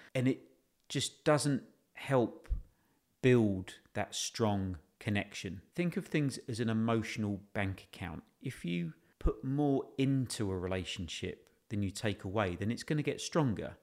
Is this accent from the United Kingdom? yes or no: yes; United Kingdom; we're British